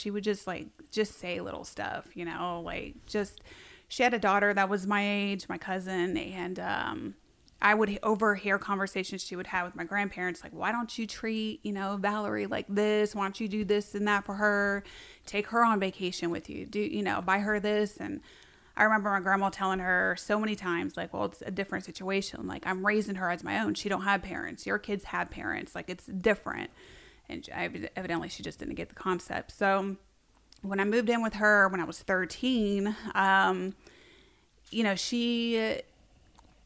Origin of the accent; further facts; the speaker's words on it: Thornville, Ohio, United States; also born or lived in California / Pickerington, Ohio / Columbus, Ohio; I was born and raised in Columbus, Ohio. Well, actually, it's literally like a hick town. It's called Thornville, Ohio